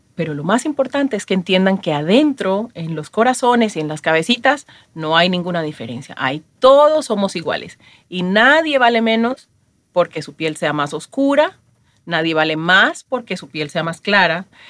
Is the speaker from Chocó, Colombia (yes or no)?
yes; Chocó, Colombia; moved away as an adult; now in Miami, United States; Nací en Colombia, en una región muy pobre llamada El Chocó.